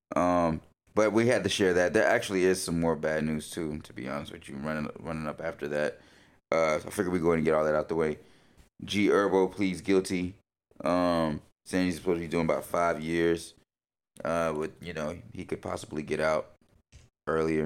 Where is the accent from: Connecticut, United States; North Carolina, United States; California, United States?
North Carolina, United States; Concord; now in Portland, United States; going back home